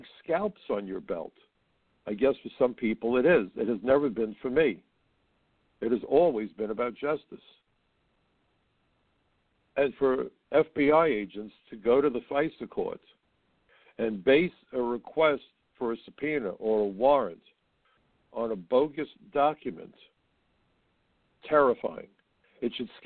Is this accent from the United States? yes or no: yes; New York City, New York, United States; I was born in New York. I'm an American citizen.